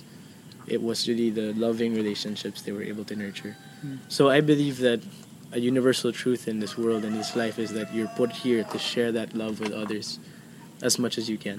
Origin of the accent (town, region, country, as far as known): Philippines